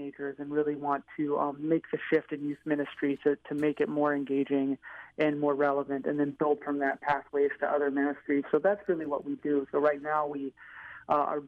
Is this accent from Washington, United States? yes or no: yes; Seattle, Washington, United States; moved away as an adult; now in Chicago, United States; I'm from Seattle, Washington